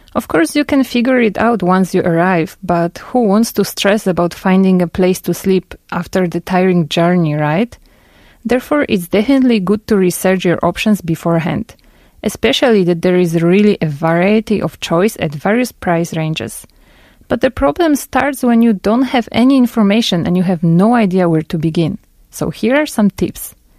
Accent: Poland; moved away as an adult; now in South Korea; I'm from Poland

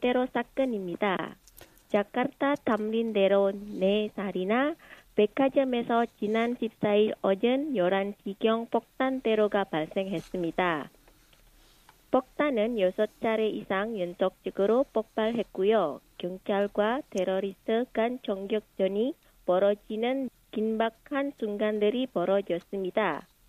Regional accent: Indonesia; moved away as an adult; now in South Korea; 인도네시아에서 남편을 만나서 결혼하고 한국에 오게 됐습니다.

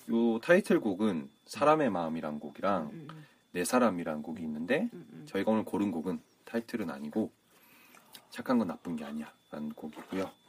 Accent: Gyeongsang, South Korea; 우리 또 경상도 출신이라

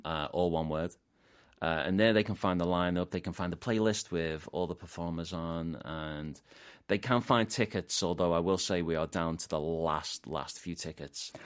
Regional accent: Liverpool, North West England, United Kingdom; moved away as an adult; also born or lived in Gwangju, South Korea / Incheon, South Korea; now in South Korea; I'm from Liverpool oh. in ah. the UK

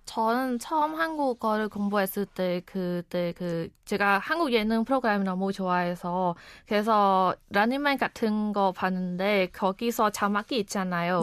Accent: Cambodia; Korean is a second language; moved away as an adult; now in Korea; 저는 카모디아에서 온

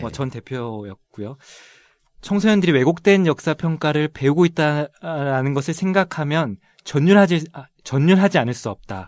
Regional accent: Seoul, South Korea; also born or lived in Busan; 저는 고향이 부산인데요. 예. 학창 시절은 서울에서 보냈고요.

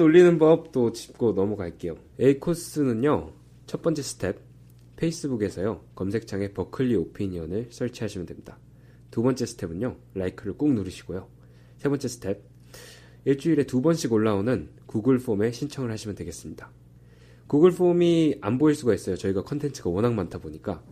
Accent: Texas, United States; now in Berkeley, United States; 제가 텍사스에서 왔거든요

